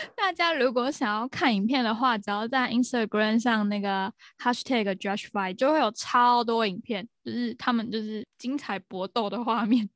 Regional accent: Taiwan; 我们台湾人一听就会知道说，哦，还有一个意思是，就是台湾独立嘛

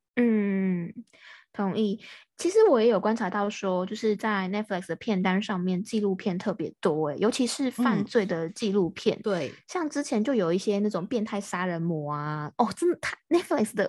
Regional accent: Taiwan; 我是台湾的

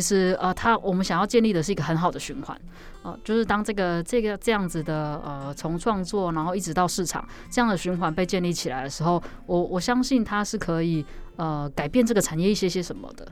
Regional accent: southern Taiwan, Taiwan; moved away; also born or lived in Taipei; 我们都是南部的小孩

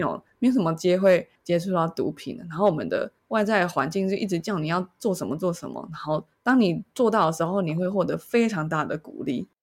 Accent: Taiwan; 我是一个在台湾社会长大的小孩

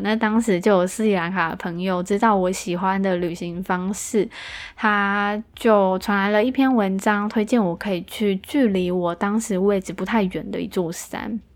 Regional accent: Taiwan; 我们台湾人

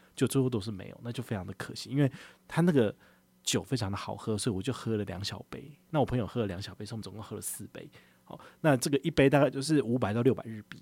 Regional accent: Taiwan; 我们跟他聊到我们从哪里来，我们从台湾来嘛

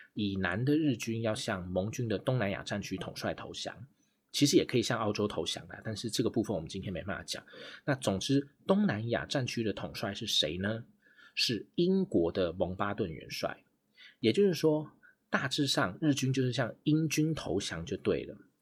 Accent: Taiwan; 身为台湾人

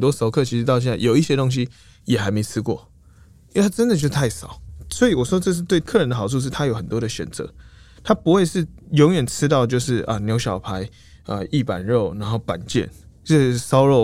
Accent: Taiwan; 我们都台湾人，可能是，我是台中人

